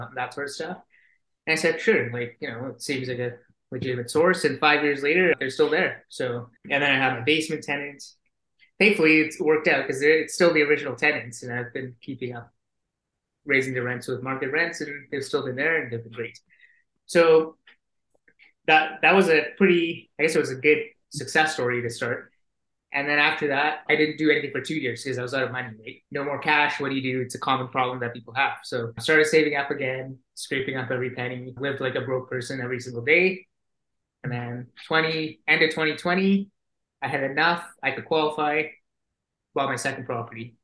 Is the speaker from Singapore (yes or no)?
yes; Singapore; moved away as an adult; now in Calgary, Canada; I'm originally from Singapore and they've got mandatory conscription there